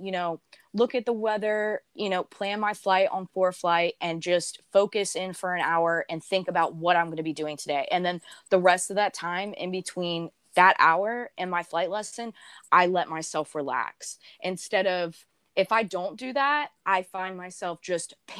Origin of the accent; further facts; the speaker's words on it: the South, United States; I grew up in the South